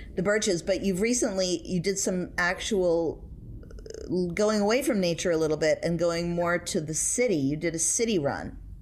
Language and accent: English; New York City, New York, United States; I was brought up in New York City.